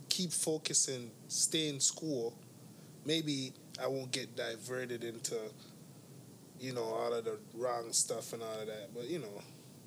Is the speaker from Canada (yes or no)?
yes; Toronto, Ontario, Canada; I grew up on Western Road in Eglinton area